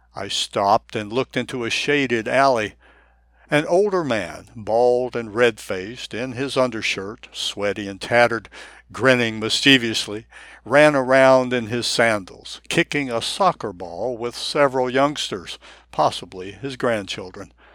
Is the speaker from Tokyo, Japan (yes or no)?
yes; Tokyo, Japan; English is a second language; moved away as an adult; also born or lived in United States; now in St. Augustine, United States; I am a Japanese American, born and raised in Tokyo, who moved to the United States in my early 20s